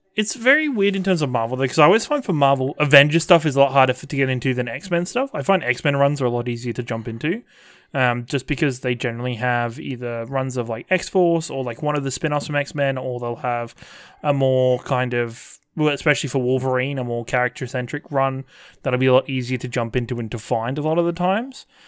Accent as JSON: {"language": "English", "region": "England", "country": "United Kingdom", "tie": "born or raised there", "said": "when I was growing up in England"}